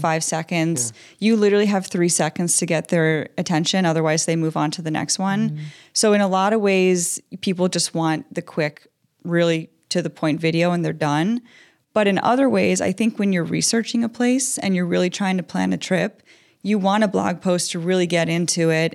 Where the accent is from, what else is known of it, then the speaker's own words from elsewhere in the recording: Long Island, New York, United States; moved away as an adult; now in Minnesota, United States; I'm from New York originally. I grew up on Long Island